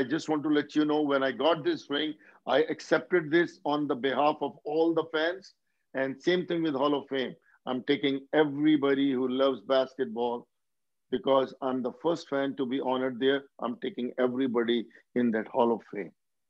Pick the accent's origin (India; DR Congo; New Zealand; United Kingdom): India; now in United States; After I came here from India, you know, first 10 years, I just worked for 100 hours a week